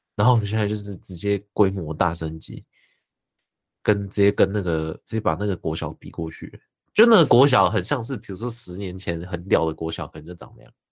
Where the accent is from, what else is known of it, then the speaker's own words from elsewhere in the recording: New Taipei, Taiwan; 我是新北人